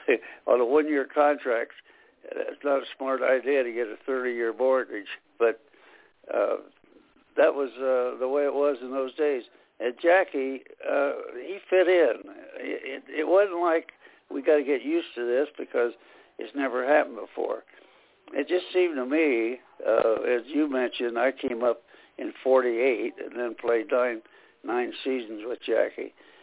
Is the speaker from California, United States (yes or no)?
no; Indiana, United States; here in Indiana, my home state